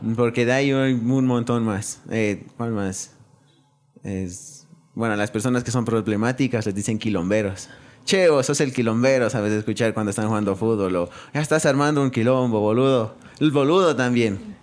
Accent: Ecuador; moved away; also born or lived in Argentina; soy de Ecuador.

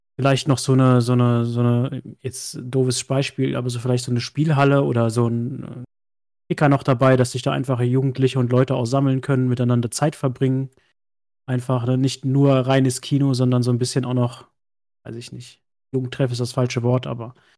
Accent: Westerwald, Rhineland-Palatinate, Germany; moved away; ich komme ja ursprünglich aus dem Westerwald, ganz, ganz tief irgendwo aus dem letzten Loch

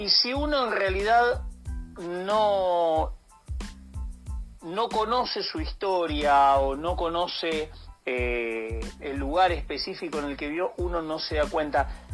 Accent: Argentina; como argentino

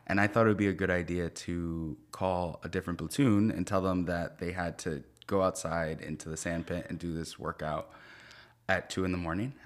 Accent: Lodi, New Jersey, United States; moved away as an adult; I grew up in Lodi, New Jersey

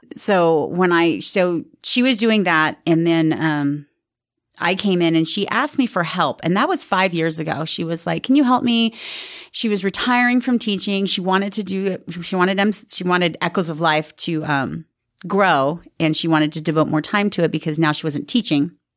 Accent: Sandy, Utah, United States; moved away as an adult; also born or lived in Rose Park, Salt Lake City / New York / Southern California; we grew up in Sandy and then, um, my parents got divorced and we ended up moving to Rose Park.

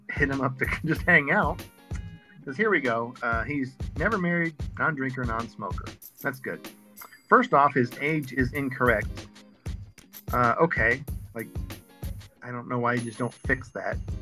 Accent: the South, United States; I was raised in the South

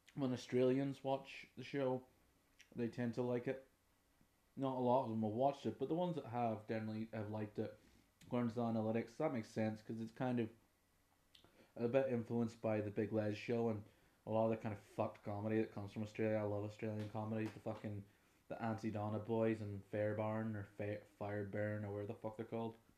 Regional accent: Derry, Northern Ireland, United Kingdom; I'm from Derry in the north of Ireland

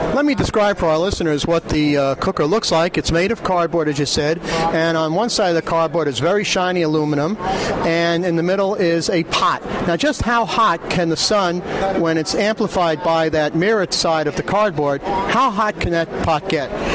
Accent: New York, United States; I'm from New York

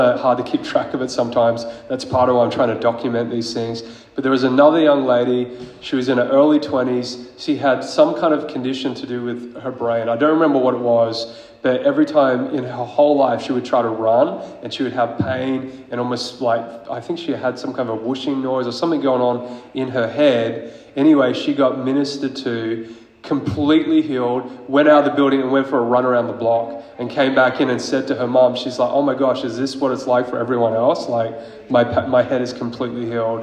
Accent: Queensland, Australia; I'm from Queensland

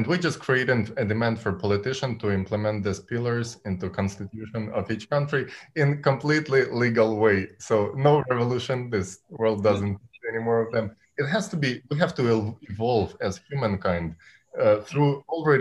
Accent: Ukraine; I'm coming from Ukraine

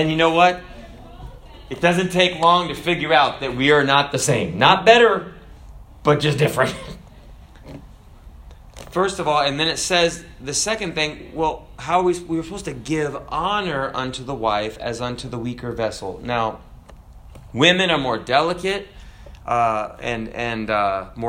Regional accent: United States; I'm an American

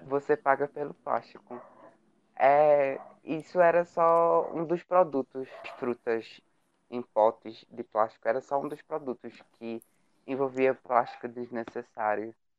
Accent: Brazil

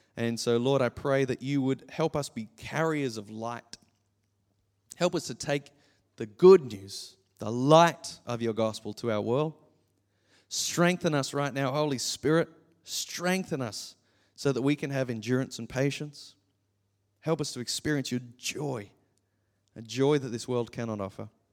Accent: Gold Coast, Queensland, Australia; growing up on the Gold Coast your entire life

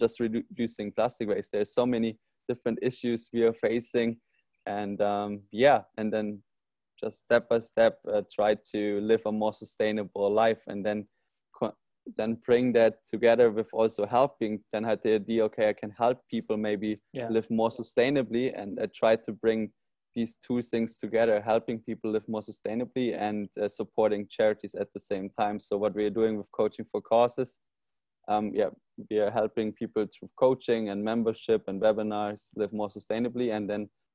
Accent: Germany; now in Bali, Indonesia; So I'm from Germany originally, and there you don't see plastic on the streets

